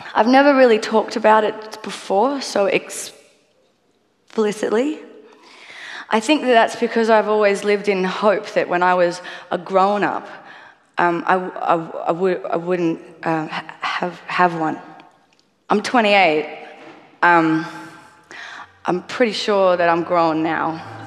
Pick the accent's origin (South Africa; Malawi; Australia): Australia; I am a musician from Australia